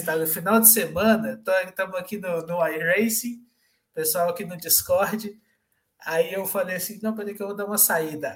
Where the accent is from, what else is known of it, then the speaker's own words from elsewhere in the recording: Minas Gerais, Brazil; moved away as an adult; also born or lived in São Bernardo do Campo; now in São Paulo, Brazil; eu sou de Minas e vim morar em São Paulo em 2010